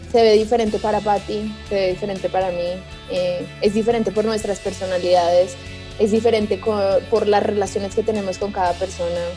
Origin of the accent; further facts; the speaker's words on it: Colombia; yo soy de Colombia